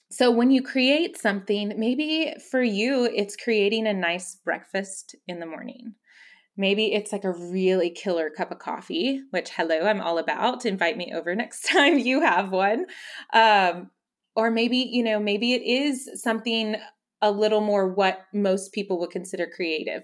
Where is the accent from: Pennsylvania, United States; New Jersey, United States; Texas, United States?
Texas, United States; McAllen; I grew up in the Valley. I grew up in McAllen